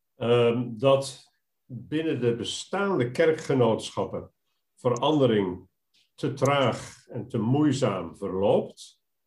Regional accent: Arnhem, Gelderland, Netherlands; moved away as an adult; also born or lived in Rotterdam; geboren in een pastorie, eh, opgegroeid in Arnhem

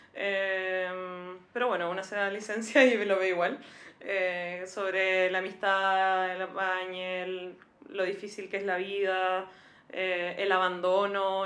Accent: Antofagasta, Chile; Yo soy de Antofagasta

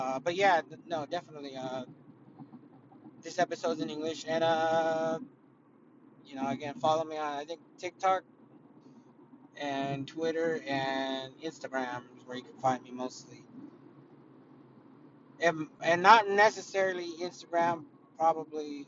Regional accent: California, United States; I'm from California.

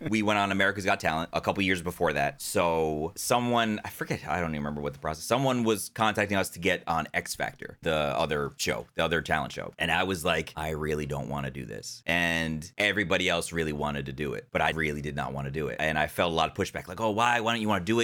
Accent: New Jersey, United States; I was born in New Jersey. I grew up there

